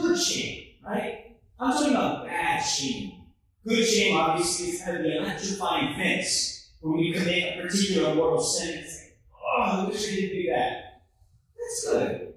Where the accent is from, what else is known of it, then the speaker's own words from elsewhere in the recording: Houston, Texas, United States; moved away as an adult; also born or lived in Philadelphia, Pennsylvania / Missouri; now in Kansas City, United States; I come from Houston, Texas. I'm born in Houston, Texas